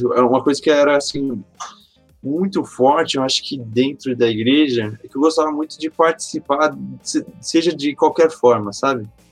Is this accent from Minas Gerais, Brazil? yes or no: no; Mauá, São Paulo, Brazil; also born or lived in São Bernardo do Campo, São Paulo; eu sou nascido aqui em Mauá, São Paulo